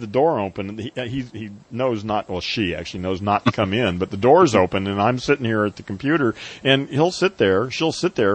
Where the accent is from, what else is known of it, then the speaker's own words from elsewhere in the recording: United States; I was brought up in America